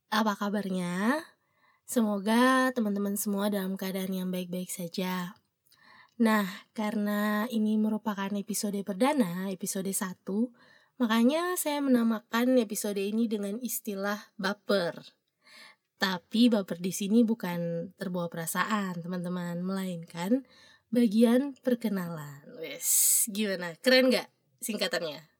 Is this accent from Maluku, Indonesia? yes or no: yes; Ambon, Maluku, Indonesia; selain daerahnya bagus orang-orangnya juga manis-manis makanya dinamakan Ambon Manise jadi itu asal daerah asal saya